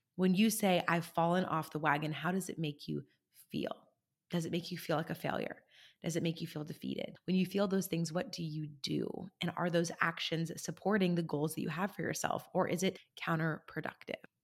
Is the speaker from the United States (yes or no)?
yes; California, United States; my home state of California